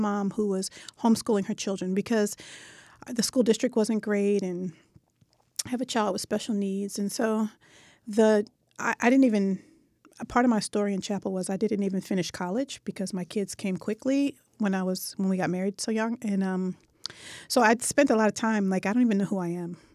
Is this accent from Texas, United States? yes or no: no; Philadelphia, Pennsylvania, United States; West Philadelphia